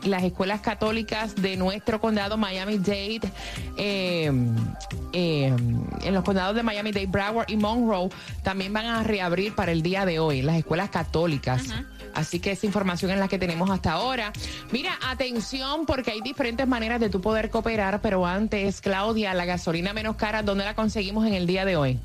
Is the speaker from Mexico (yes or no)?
no; Puerto Rico; moved away as an adult; also born or lived in Orlando, Florida; Orlando fue mi primera casa cuando yo me fui de Puerto Rico